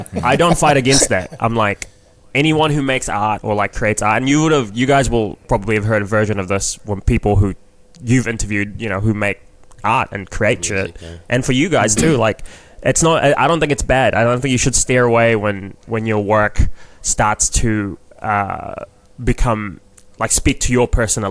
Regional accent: New Zealand; accent: Kiwi; moved away as an adult; now in Toronto, Canada; 20 years of growing up in New Zealand

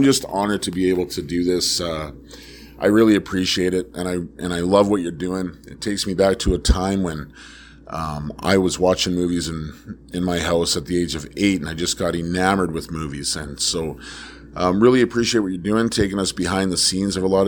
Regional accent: Prince Albert, Saskatchewan, Canada; I'm from Prince Albert, Saskatchewan, Canada.

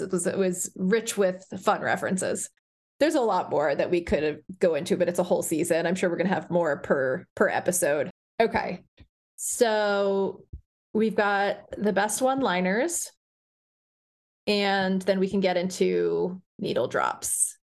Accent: Bergen County, Northern New Jersey, United States; moved away as an adult; now in Providence, United States; growing up in New Jersey

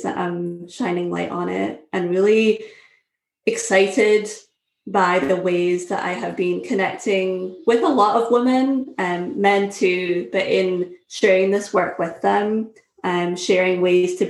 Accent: Scotland, United Kingdom; moved away as an adult; also born or lived in Syracuse, United States; now in United States; I'm originally from Scotland. Moved to the US in 2009

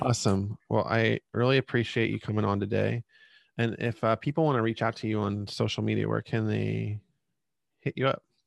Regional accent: Reading, Pennsylvania, United States; … is from my hometown

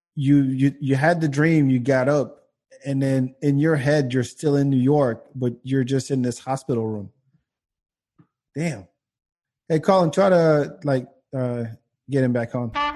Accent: France; moved away; the guys I grew up with in France

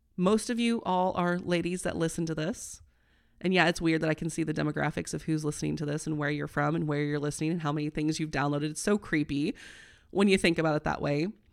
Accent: Midwest, United States; I'm a corn girl, I'm from the Midwest.

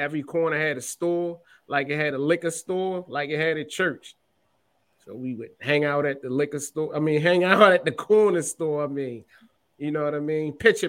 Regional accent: Baltimore, Maryland, United States; I love growing up in Baltimore, man. You know, for all that don't know, I'm from East Baltimore.

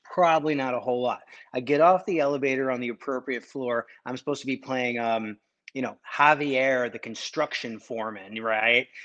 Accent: Connecticut, United States; I'm, I'm from Connecticut. I'm kinda like an East Coast kid

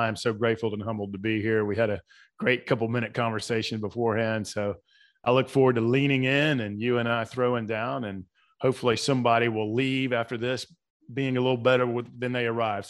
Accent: Atlanta, Georgia, United States; So I was born and raised in South Atlanta.

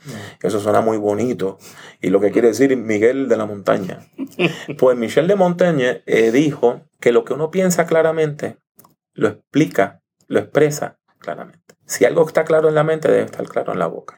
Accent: Puerto Rico; also born or lived in New York; yo me crié aquí en Puerto Rico

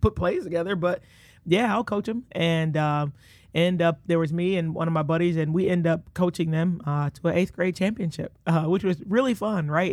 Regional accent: Detroit, Michigan, United States; moved away as an adult; now in Iowa City, United States; born and raised, uh, Detroit, Michigan

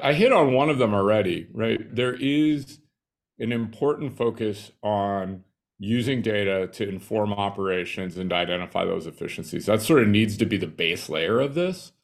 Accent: Nebraska, United States; I grew up in Nebraska, small little town outside of Lincoln of five thousand people.

